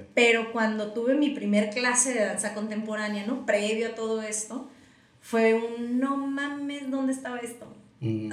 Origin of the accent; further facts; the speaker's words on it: Tijuana, Baja California, Mexico; also born or lived in United States; Nos vinimos a vivir a Tijuana